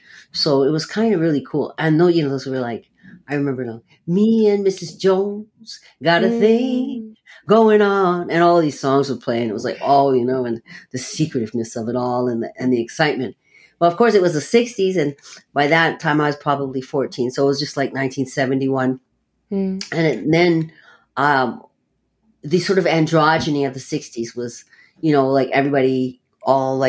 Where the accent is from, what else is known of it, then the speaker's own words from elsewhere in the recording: Toronto, Ontario, Canada; also born or lived in Halifax, Nova Scotia; I grew up around Regent Park South here. Regent Park, Parliament and Queen, where I live at Parliament and Shooter